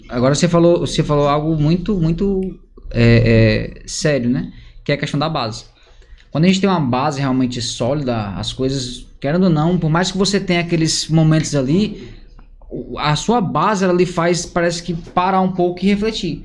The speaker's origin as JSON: {"language": "Portuguese", "town": "Parnaíba", "region": "Piauí", "country": "Brazil", "tie": "born or raised there", "said": "Sou de Parnaíba. É, nasci em Parnaíba"}